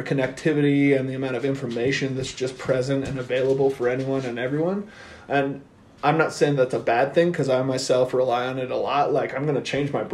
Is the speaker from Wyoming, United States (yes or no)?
yes; Lander, Wyoming, United States; also born or lived in Torrington, Wyoming; So my parents moved here in 83 when I was 4 years old